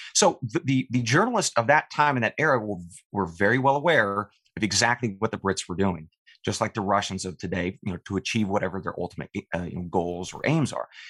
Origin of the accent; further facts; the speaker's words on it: eastern Oregon, United States; I, I grew up uh, on my family's ranch in eastern Oregon